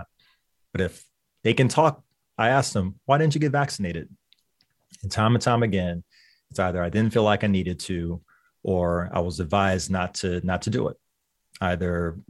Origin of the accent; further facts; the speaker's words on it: Lynchburg, Virginia, United States; Lynchburg, Virginia.